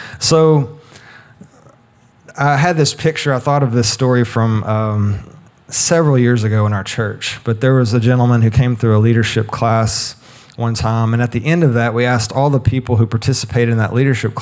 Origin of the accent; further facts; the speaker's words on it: United States; we as a people, as an American people